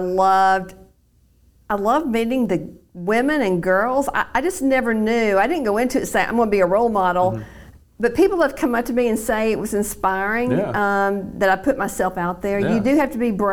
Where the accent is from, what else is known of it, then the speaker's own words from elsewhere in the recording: Chattanooga, Tennessee, United States; the only memory I have growing up in Chattanooga was the smell of Crystal hamburgers